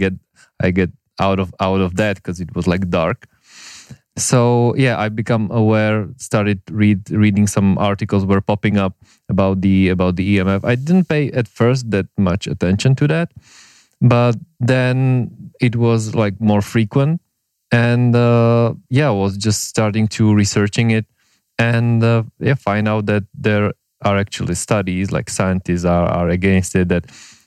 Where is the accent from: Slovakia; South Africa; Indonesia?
Slovakia; moved away as an adult; now in Prague, Czech Republic; I'm from Slovakia